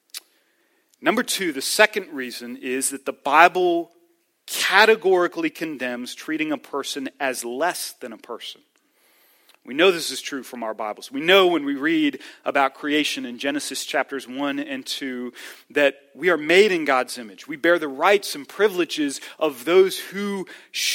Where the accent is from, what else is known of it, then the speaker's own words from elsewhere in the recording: the North, United States; as a Northerner